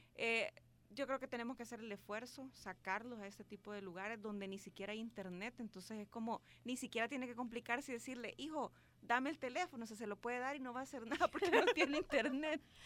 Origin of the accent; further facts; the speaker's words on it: El Salvador; yo sí soy salvadoreña